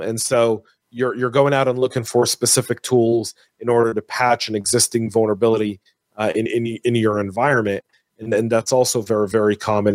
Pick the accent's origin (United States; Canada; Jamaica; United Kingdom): United States; San Francisco, California; it's my hometown, right? I was born in the Bay Area.